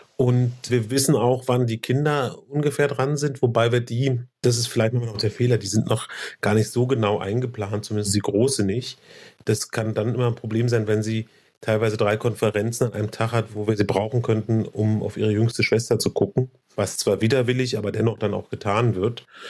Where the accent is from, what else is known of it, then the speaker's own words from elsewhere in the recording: Berlin, Germany; auch in Berlin geboren